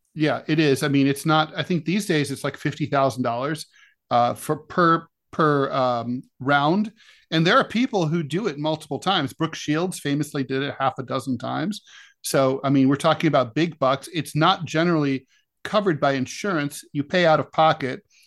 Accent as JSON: {"language": "English", "region": "Ohio", "country": "United States", "tie": "born or raised there", "said": "my home state of Ohio"}